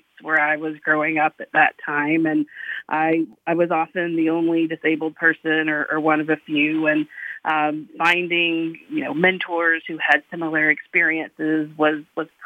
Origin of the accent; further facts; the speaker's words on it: Eastern North Carolina, United States; I grew up in Eastern North Carolina. I was born and raised there